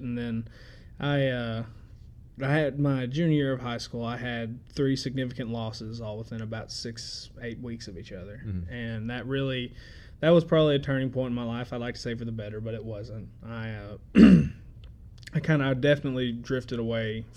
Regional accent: Murray, Kentucky, United States; also born or lived in Memphis; I was born and raised here in Murray

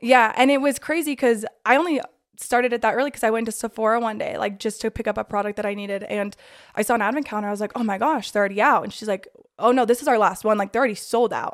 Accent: Draper, Utah, United States; I'm from Draper, Utah. Josie and I actually went to high school

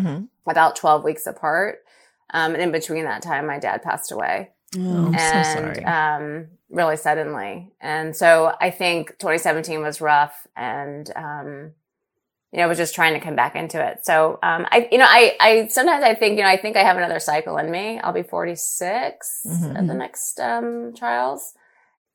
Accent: Los Angeles, California, United States; LA was my hometown, and it's where I started running

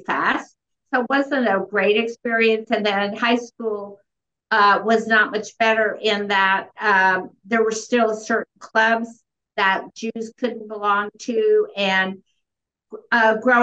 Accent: Oklahoma City, Oklahoma, United States; also born or lived in Kansas City, Missouri; for all practical purposes, I grew up in Oklahoma City.

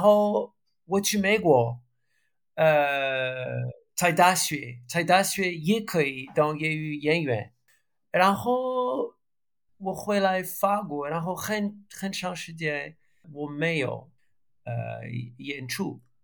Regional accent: France; Chinese is a second language; moved away as an adult; also born or lived in Belgium / United Kingdom / United States; now in Portugal; 我是法国人，我是，现在是法语老师

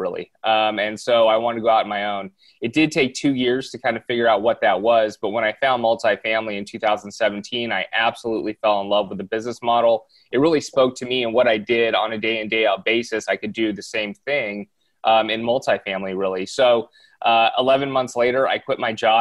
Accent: Southern California, United States; born and raised in Southern California, I still live out here

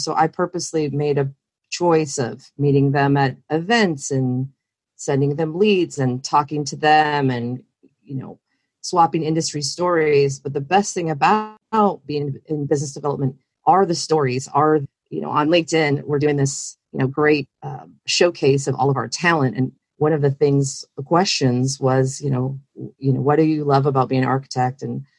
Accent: California, United States; I came from California, Northern California, where I was in the dot-com world

